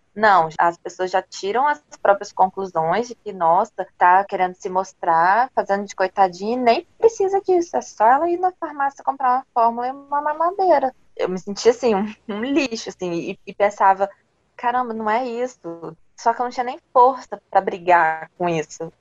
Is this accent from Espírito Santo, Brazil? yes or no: yes; Vila Velha, Espírito Santo, Brazil; Eu sou de Vila Velha, no Espírito Santo